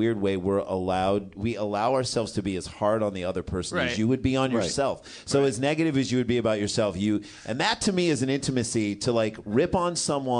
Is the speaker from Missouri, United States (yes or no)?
yes; St. Louis, Missouri, United States; moved away; We grew up in St. Louis, Washington University